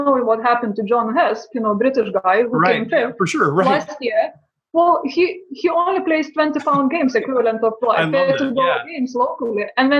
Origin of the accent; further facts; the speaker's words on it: Lithuania; moved away; As from Baltic States, as I'm originally from Lithuania.